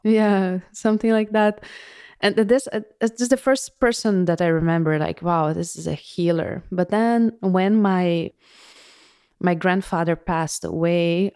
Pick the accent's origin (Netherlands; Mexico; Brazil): Brazil; moved away; I was born in Brazil